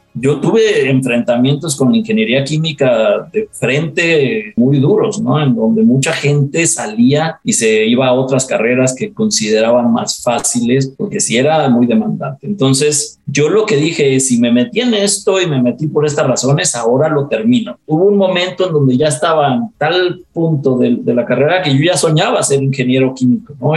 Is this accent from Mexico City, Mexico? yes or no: yes; Mexico City, Mexico; Somos eh, una familia que yo nací en la Ciudad de México